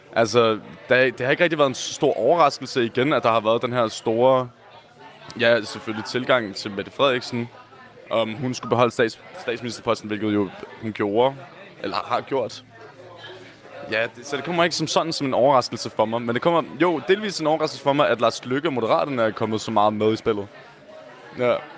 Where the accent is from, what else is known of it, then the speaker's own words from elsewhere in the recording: Copenhagen, Capital Region of Denmark, Denmark; jeg er selv fra Nørrebro, som også generelt er meget rødt